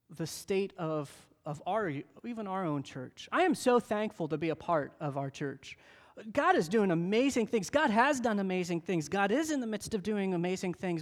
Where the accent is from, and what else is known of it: United States